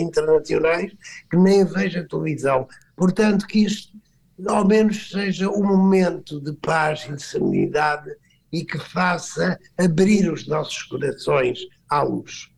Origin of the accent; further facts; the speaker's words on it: Aldeia Nova de São Bento, Alentejo, Portugal; sou alentejano, nasci numa pequena aldeia, que é a Aldeia Nova de São Bento